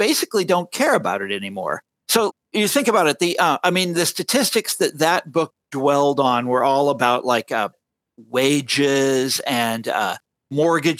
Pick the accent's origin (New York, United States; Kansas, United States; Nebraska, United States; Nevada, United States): Kansas, United States; right near Kansas City, right near my hometown.